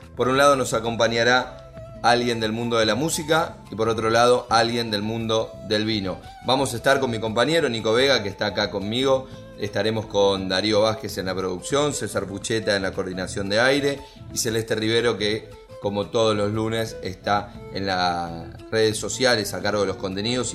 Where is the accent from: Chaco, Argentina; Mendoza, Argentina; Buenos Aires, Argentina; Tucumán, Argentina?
Buenos Aires, Argentina; a mí como porteño